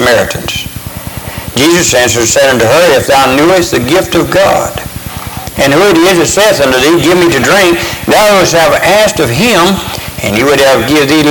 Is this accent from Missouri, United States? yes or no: no; Crestview, Florida, United States; I was born and raised up in West Florida, up in the Panhandle, up around Crestview, Florida